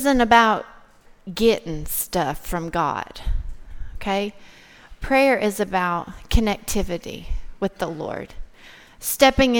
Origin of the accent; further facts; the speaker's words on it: Cumberland Gap, Tennessee, United States; I grew up in Cumberland Gap, Tennessee. It's a really tiny town in East Tennessee.